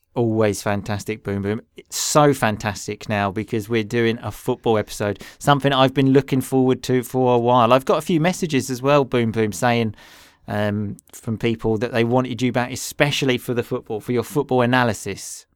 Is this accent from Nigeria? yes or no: no; England, United Kingdom; we are two English boys